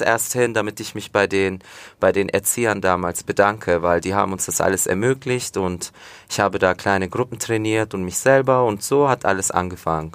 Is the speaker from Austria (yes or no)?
no; Fürth, Bavaria, Germany; also born or lived in Komotini, Greece (family's village); Aber Fürth, ja, Schule, wie gesagt, im Fürther Krankenhaus geboren, aufgewachsen, immer noch hier wohnen